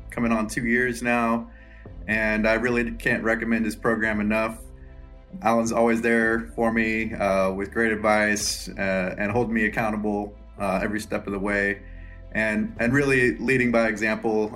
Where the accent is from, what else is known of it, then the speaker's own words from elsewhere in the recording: Lawrence, Kansas, United States; I'm from Lawrence, Kansas.